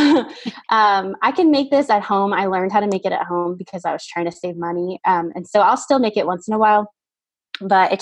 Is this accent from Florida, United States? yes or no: yes; Miami, Florida, United States; I'm from Miami area.